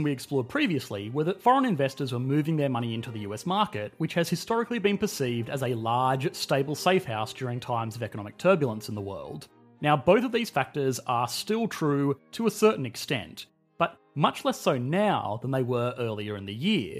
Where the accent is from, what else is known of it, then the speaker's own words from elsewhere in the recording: Australia; I am an Australian